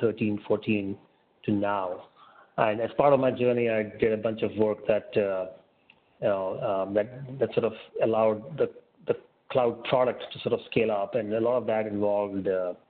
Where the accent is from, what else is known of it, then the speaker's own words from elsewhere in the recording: India; moved away as an adult; also born or lived in Austin, Texas, United States / San Francisco Bay Area, United States; I grew up in India and I left for the US in 2003, spent about 15 years there across Austin, Texas